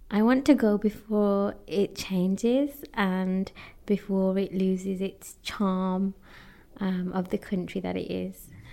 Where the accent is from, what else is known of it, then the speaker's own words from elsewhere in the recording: United Kingdom; although my heritage is Indian, I am British, I am born in the UK